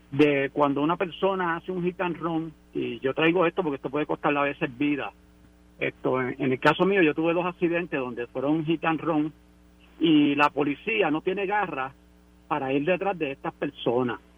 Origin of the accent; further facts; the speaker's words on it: Aguas Buenas, Puerto Rico; De Aguas Buenas.